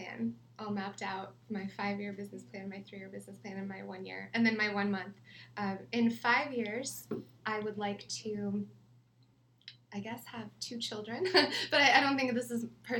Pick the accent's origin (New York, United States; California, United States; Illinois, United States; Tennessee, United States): California, United States; Riverside; Oh, Riverside.